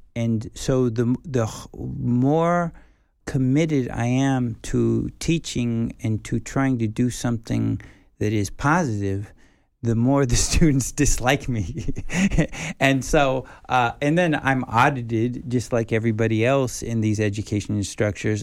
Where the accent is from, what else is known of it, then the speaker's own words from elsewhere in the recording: United States; moved away as an adult; now in South Korea; being, you know, a foreigner, being a white person, being an American